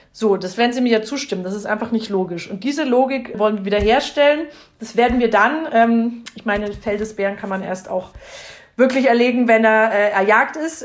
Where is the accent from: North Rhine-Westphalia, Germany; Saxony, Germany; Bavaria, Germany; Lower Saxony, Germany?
Bavaria, Germany; Upper Franconia; bei uns in Oberfranken